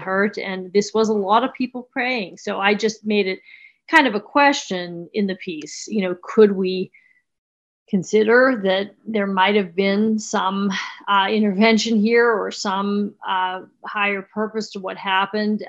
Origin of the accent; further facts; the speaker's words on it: Pittsburgh, Pennsylvania, United States; moved away; I'm from Pittsburgh originally